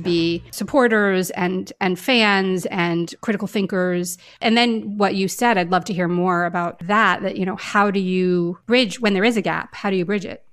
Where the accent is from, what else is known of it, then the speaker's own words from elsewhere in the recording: Glens Falls, New York, United States; my hometown, which is the hometown of the Adirondack Theater Festival